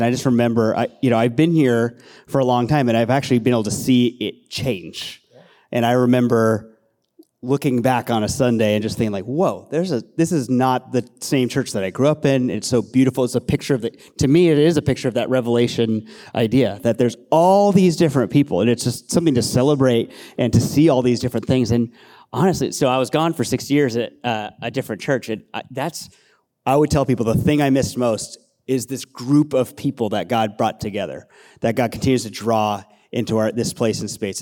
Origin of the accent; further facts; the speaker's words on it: Castro Valley, California, United States; also born or lived in Los Angeles; I grew up in Castor Valley, moved here when I was, I moved here when I was four years old.